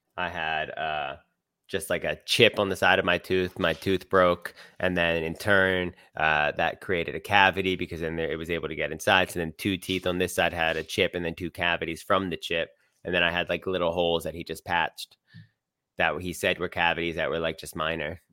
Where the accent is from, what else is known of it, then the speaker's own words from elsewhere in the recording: Philadelphia, Pennsylvania, United States; I'm from Philly